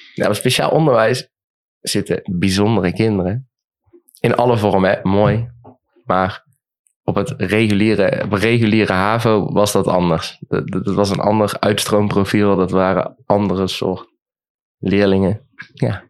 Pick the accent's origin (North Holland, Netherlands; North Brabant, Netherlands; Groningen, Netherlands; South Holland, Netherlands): North Brabant, Netherlands; Eindhoven; ik ben 23 jaar. Ik kom uit Eindhoven